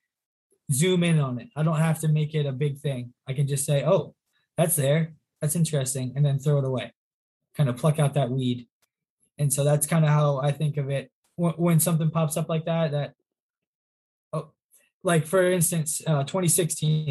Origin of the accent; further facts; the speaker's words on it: 45 minutes from Wilkes-Barre, Pennsylvania, United States; Wilkes-Barre, which is 45 minutes from my hometown